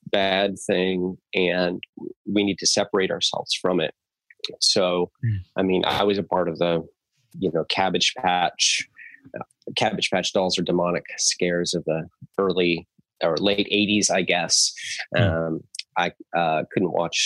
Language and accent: English; Southern California, United States; my teenage years back in Southern California, where I lived in the Yellow Valley, and I was homeschooled